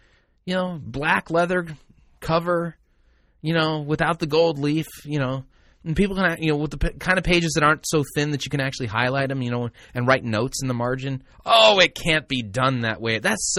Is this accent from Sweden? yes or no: yes; Sweden; Yeah, I'm from Sweden.